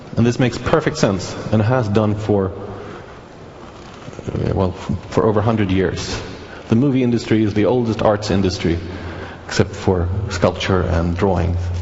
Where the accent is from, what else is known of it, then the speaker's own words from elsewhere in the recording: Sweden; I'm from Sweden, the country that did bring you Pirate Bay